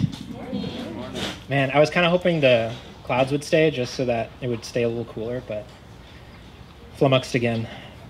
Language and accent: English; Florida, United States; moved away; I was born and raised in Florida